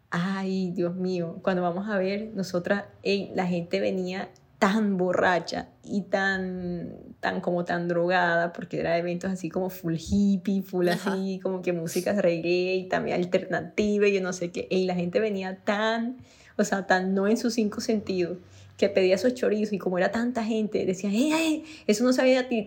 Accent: Barranquilla, Atlántico, Colombia; accent: costeño; soy de Barranquilla

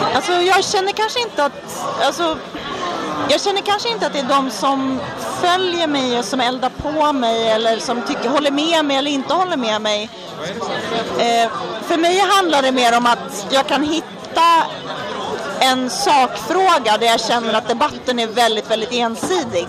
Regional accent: Härnösand, Västernorrland County, Sweden; now in Stockholm, Sweden; Största delen av mitt liv har jag vuxit upp i en småstad i Norrland som heter Härnösand

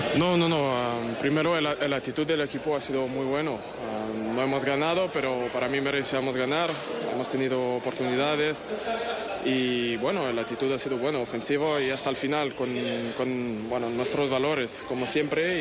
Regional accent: France; now in Madrid, Spain; como francés

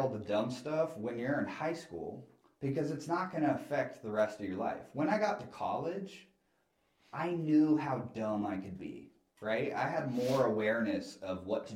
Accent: Gwinnett County, Georgia, United States; I grew up in Gwinnett

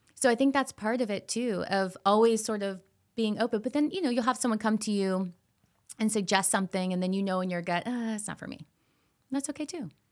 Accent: Florida, United States; I grew up in Florida

